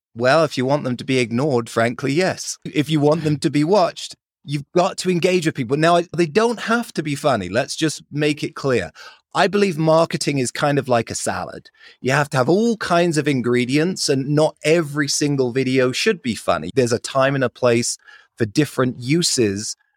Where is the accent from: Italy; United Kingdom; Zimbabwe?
United Kingdom; London; accent: British; moved away as an adult; now in Salt Lake City, United States; I grew up in London, lived there for 20 years